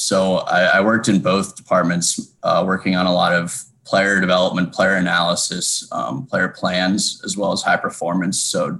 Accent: Bethesda, Maryland, United States; moved away as an adult; also born or lived in New Orleans, Louisiana; I was born and raised in Bethesda, Maryland.

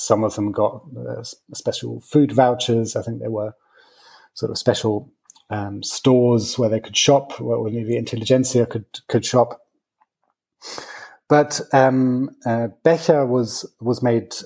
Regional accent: West Germany, Germany; I was born in West Germany. I was born in 1981, so I was very young when the war fell. But even to me, growing up in Germany

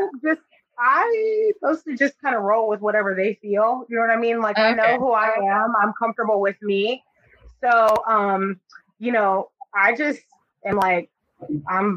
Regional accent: Florida, United States; I'm from Florida

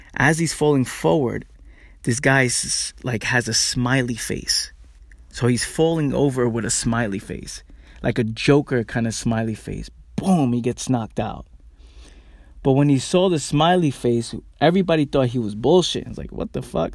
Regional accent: New York City, New York, United States; me growing up in the Bronx

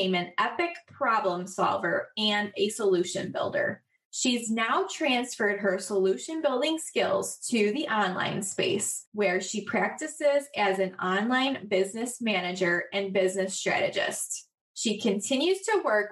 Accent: Chicago, Illinois, United States; I'm from Chicago

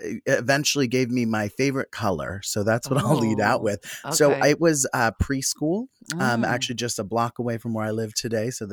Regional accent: Philadelphia, Pennsylvania, United States; born or raised there

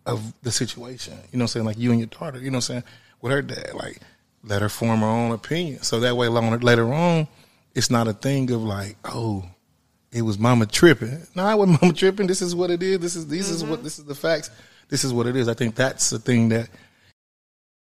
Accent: Wyandotte County, Kansas, United States; moved away; I'm from Kansas originally, Wyandotte County

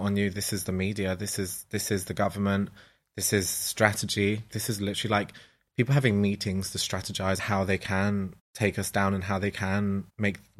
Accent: London, United Kingdom; I'm from Ladbroke Grove

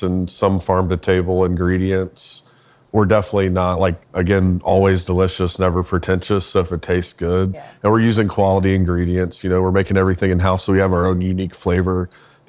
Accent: Charlotte, North Carolina, United States; I'm born and raised in Charlotte

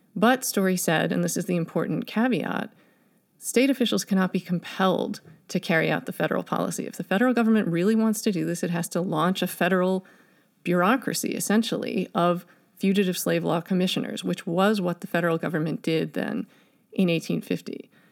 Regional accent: Chicago, Illinois, United States; here in Chicago, my hometown

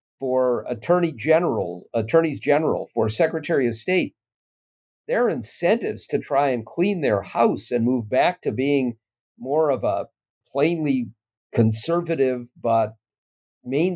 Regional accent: Minnesota, United States; I'm a Minnesotan

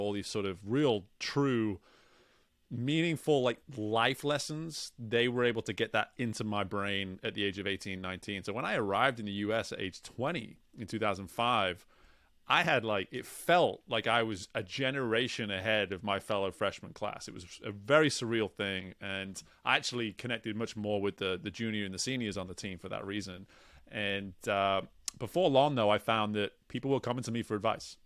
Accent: England, United Kingdom; moved away; growing up where I grew up in England, there wasn't much

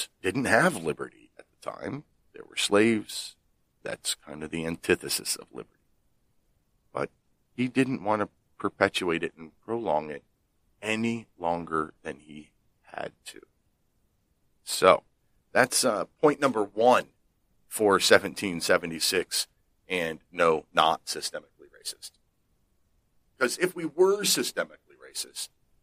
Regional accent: Pennsylvania, United States; my home state, the great Commonwealth of Pennsylvania, founded by Quakers

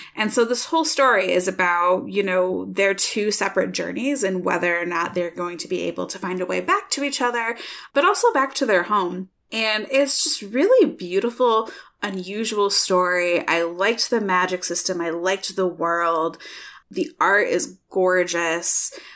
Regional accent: Michigan, United States; now in Iowa, United States; I'm from Michigan

